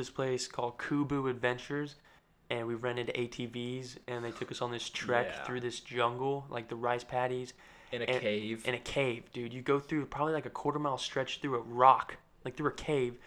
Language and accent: English; United States; I'm American